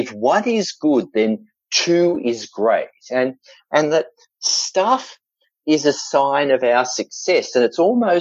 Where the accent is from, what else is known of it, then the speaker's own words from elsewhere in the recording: Australia; accent: Australian; there's an element of being Australian that you can kind of get away with things. And the truth also is, with this accent